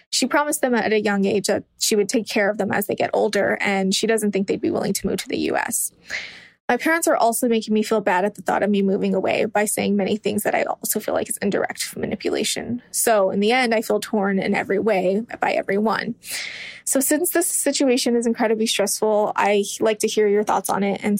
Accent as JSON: {"language": "English", "region": "California", "country": "United States", "said": "So I'm from California and I've been dating my girlfriend for about five and a half years now. She is 25 and I'm 24."}